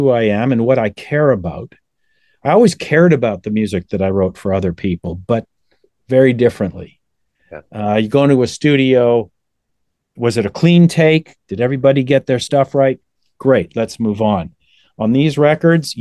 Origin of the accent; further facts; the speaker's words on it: Toronto, Ontario, Canada; born and raised in Toronto